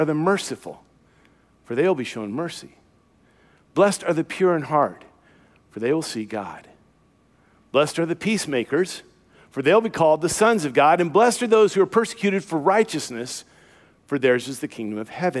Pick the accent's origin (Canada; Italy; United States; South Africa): United States; the South; I'm from the South